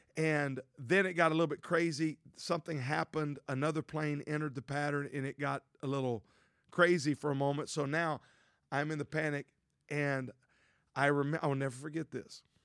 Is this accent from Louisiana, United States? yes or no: yes; Louisiana, United States; I grew up in Louisiana, a town of five thousand.